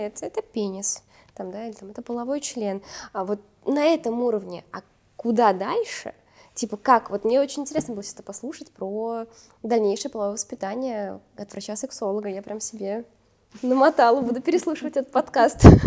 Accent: Uzbekistan; moved away; also born or lived in Russia; я росла в Узбекистане

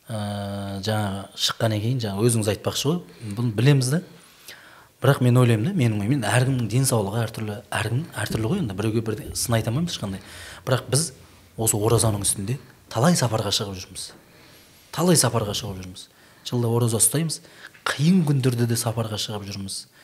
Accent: Shardara, Turkistan Region, Kazakhstan; now in Almaty, Kazakhstan; біздің шардарада туған жерім ғой енді өте ыстық жаздың күні қатты ыстық болады қазірдің өзінде ыстық алматыда кейде алматыда болып қалған күндер болады сол қазір енді алматыдамыз ғой

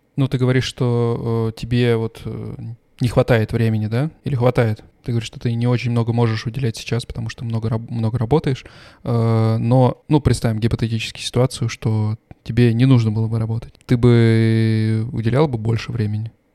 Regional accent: Voronezh, Voronezh Oblast, Russia; moved away as an adult; now in Stuttgart, Germany; мы оба с тобой из Воронежа

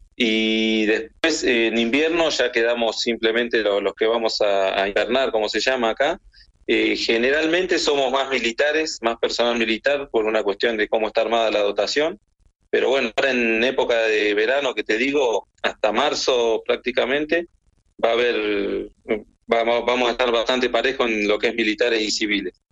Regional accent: Villa Carlos Paz, Córdoba, Argentina; moved away as an adult; also born or lived in Buenos Aires; now in Antarctica; Yo nací en Buenos Aires, pero bueno, muy chiquito me fui a vivir a, la ciudad de Villa Carlos Paz, en Córdoba, así que este, ya me considero oriundo de ahí de, Villa Carlos Paz.

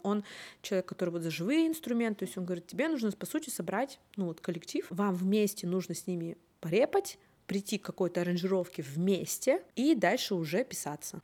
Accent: Umba, Murmansk Oblast, Russia; also born or lived in Saint Petersburg / Severomorsk / Severodvinsk; я родилась в Умбе, потом я поехала учиться в Питер

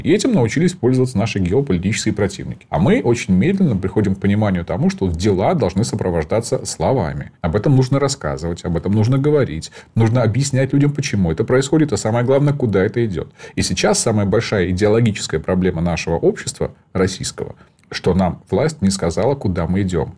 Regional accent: Donbas, Ukraine; moved away; я сам из Донбасса, я понимаю мотивацию, родился там

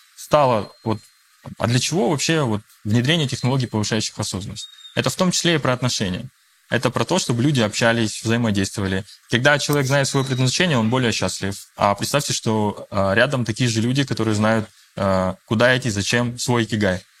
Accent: Russia; first language Russian; я считаю себя русским, да, то есть я россиянин, я родился уже в России

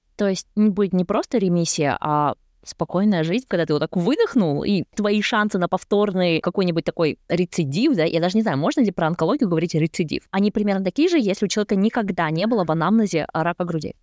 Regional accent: Kazakhstan; moved away as an adult; also born or lived in Sweden; now in Germany; Я родом из Казахстана

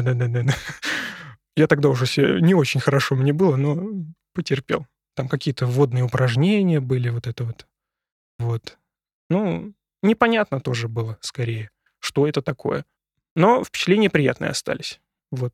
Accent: Syzran, Samara Oblast, Russia; now in Moscow, Russia; я с Поволжья. Поволжье. Город Сызрань. Самарская область

